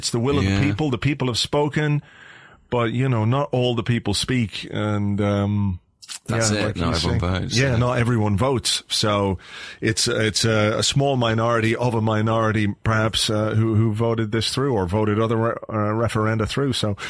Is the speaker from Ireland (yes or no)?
yes; Ireland; also born or lived in England; now in Spain; having lived in England, having lived in Ireland, having lived in Spain, being an Irish man who started a website in Spain about an English football team that I support, you know, I feel European.